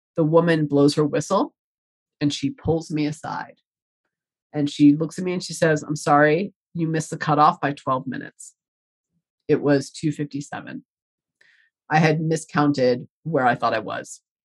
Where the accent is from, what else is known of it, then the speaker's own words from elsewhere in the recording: Colorado, United States; I'm from Colorado and I train a lot in the hills in Colorado and New Mexico.